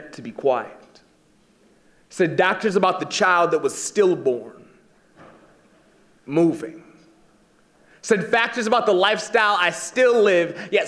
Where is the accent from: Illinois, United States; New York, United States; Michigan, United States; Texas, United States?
Michigan, United States; East; I'm from the state of Michigan, and I grew up in East Michigan, and I now live in West Michigan.